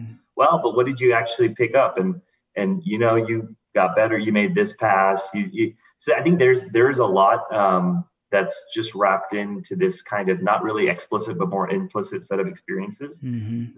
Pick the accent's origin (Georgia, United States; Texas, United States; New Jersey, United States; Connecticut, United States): Texas, United States; Houston; I grew up in Houston